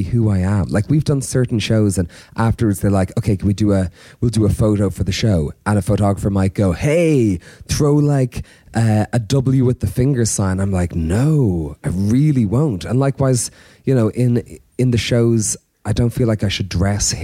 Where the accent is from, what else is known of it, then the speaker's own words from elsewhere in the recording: Ireland; as an Irish man, I grew up with no hip hop in terms of peers